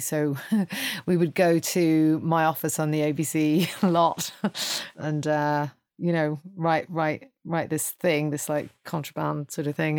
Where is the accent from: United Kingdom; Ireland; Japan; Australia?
Ireland; I'm Irish